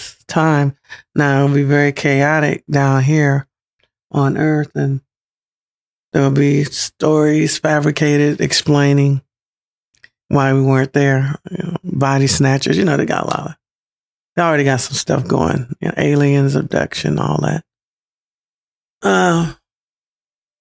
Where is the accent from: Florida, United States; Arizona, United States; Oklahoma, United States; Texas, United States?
Florida, United States; Pensacola; moved away; my hometown, Pensacola, Florida